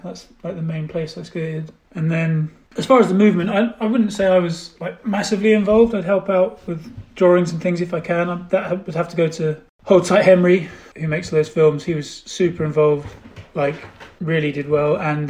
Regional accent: Kingston upon Thames, London, United Kingdom; So I grew up just outside London, near a place called Kingston, sort of southwest.

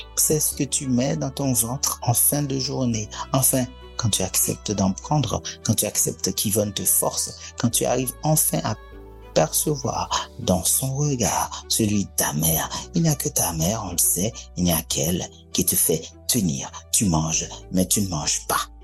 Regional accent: Port-au-Prince, Ouest, Haiti; j'ai été élevé vraiment euh, près de la Grand Rue, moi. Donc j'ai vécu vraiment cette ville

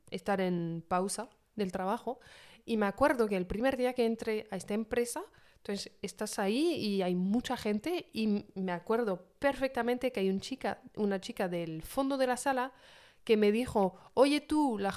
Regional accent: Paris, Île-de-France, France; yo dije, ah, yo vengo de París tal, y me dijeron, hombre, ¿qué va?

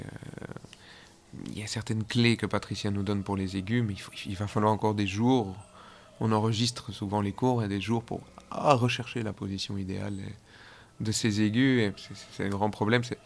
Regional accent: Belgium; moved away as an adult; also born or lived in Geneva, Switzerland / Zurich, Switzerland; je suis belge

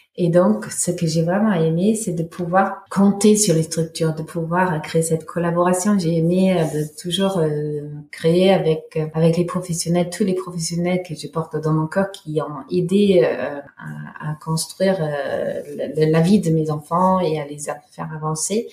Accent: Germany; French is a second language; moved away as an adult; now in Montpellier, France; je suis née en Allemagne et ben, jusqu'à mes 20 ans, j'ai j'ai grandi en Allemagne

